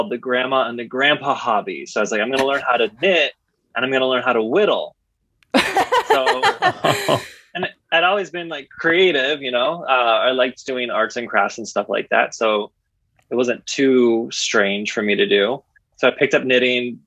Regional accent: Midwest, United States; I'm originally from the Midwest

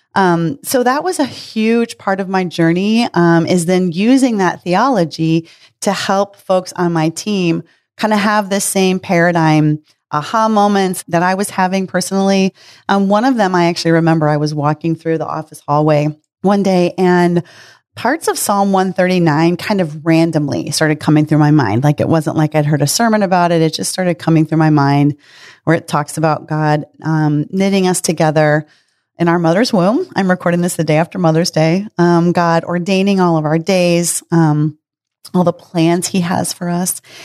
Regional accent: Midwest, United States; I was raised in the Midwest

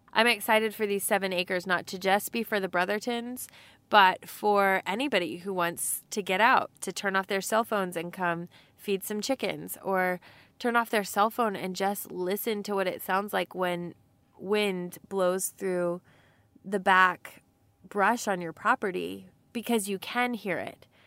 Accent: Texas, United States; we're from Texas and that little accent

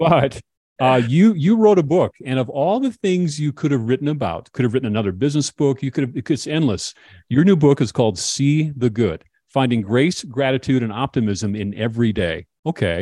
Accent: Minnesota, United States; I'm from Minnesota also

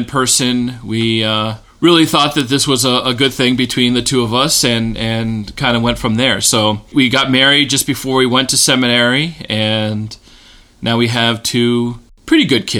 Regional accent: Rutland, Vermont, United States; moved away as an adult; also born or lived in Pennsylvania / Decorah, Iowa; now in Gardner, United States; So I grew up primarily in Rutland and attended Good Shepherd Lutheran Church in Rutland, Vermont. It was a really nice experience growing up in Vermont, small town in Vermont

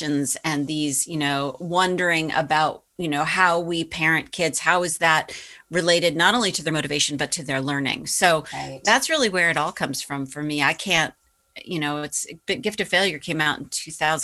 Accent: Boston, Massachusetts, United States; my hometown paper

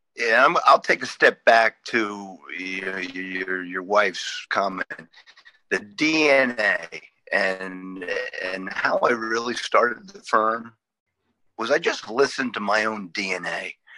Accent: New England, United States; moved away as an adult; now in Northern Virginia, United States; I grew up in the New England area

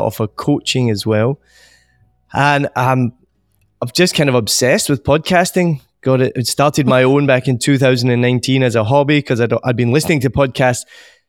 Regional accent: Scotland, United Kingdom; moved away as an adult; also born or lived in United States / Australia / New Zealand; now in Vietnam; I'm originally from Scotland and left there in my early 20s, moved to America, then ended up in Australia, then ended up in New Zealand, and then Vietnam. So I haven't lived in Scotland for about 20 years.

